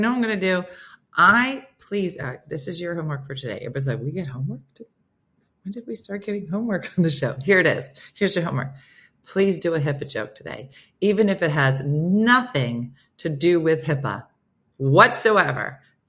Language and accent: English; United Kingdom; moved away; Yeah, I'm British, been here 20 years, still don't understand it.